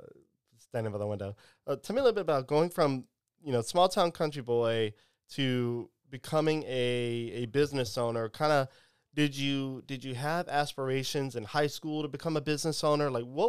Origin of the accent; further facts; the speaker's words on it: Eunice, Louisiana, United States; So growing up in Eunice as a little self-proclaimed country boy playing in the ditches and, doing everything that a normal country boy in Louisiana would do.